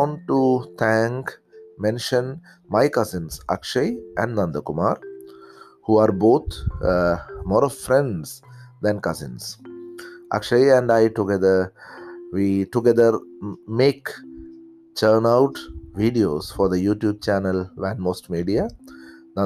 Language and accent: English; Kerala, India; accent: Malayalam; first language Malayalam; English is a second language; from the state of Kerala, India